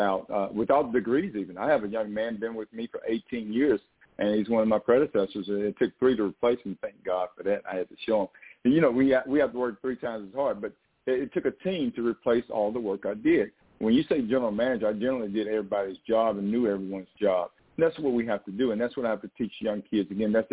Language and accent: English; Texas, United States; The only thing they know is that I'm a Texan